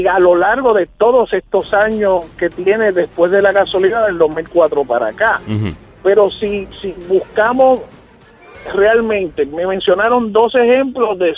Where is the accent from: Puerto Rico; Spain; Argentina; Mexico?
Puerto Rico; Villa Palmera; yo me crié en Villa Palmera.